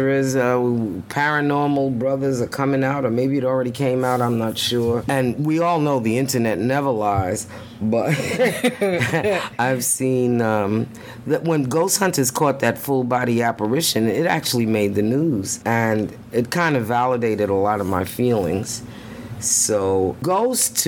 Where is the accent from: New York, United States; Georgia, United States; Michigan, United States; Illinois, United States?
New York, United States; New York City; moved away; we are originally from Brooklyn, New York